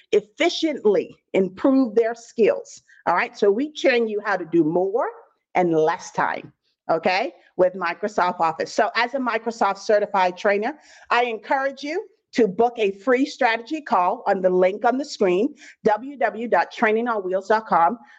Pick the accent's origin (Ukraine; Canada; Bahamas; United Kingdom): Bahamas; I'm originally from the Bahamas. I don't know if I have any Bahamians on the line, but 242 in the building.